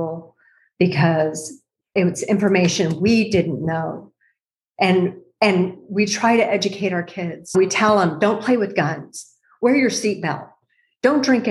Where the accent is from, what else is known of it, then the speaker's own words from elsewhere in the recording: El Paso, Texas, United States; I grew up in El Paso, Texas at Fort Bliss, and many of my friends, my mom was not military, but many of my friends were